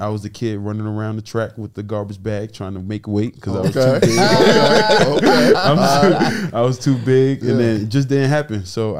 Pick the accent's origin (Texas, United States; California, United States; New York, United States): New York, United States; moved away as an adult; I'm born and raised in New York. Grew up playing basketball.